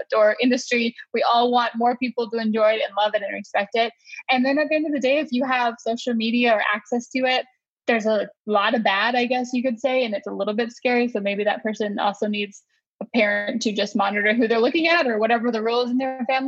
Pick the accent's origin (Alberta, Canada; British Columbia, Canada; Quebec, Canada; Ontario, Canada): British Columbia, Canada; West Coast of Canada; now in North Carolina, United States; We're from the West Coast. So we grew up with a fresh fish, like the West Coast of Canada